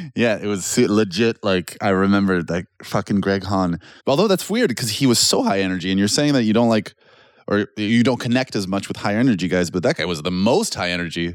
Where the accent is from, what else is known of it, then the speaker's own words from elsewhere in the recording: Canada; now in Poland; being Canadian